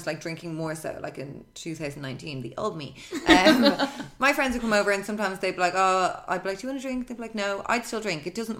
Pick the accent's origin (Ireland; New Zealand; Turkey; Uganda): Ireland; as an Irish woman